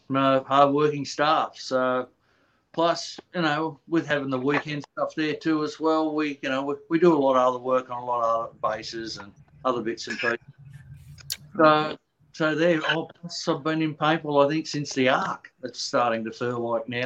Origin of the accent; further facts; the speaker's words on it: Australia; accent: Australian; moved away; I'm Australian, as you'll hear from the accent.